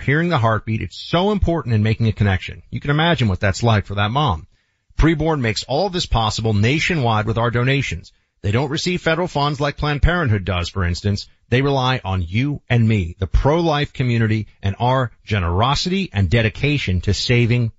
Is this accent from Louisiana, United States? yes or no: no; New York City, New York, United States; moved away; Still always think of myself as a New Yorker. Born and raised there